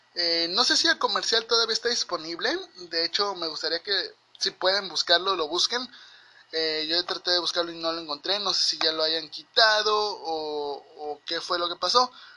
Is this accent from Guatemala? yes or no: no; Mexico; yo como mexicano